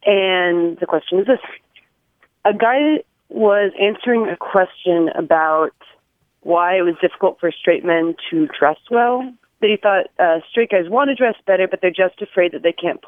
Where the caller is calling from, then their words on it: Oakland, California, United States; I'm calling from Oakland, California.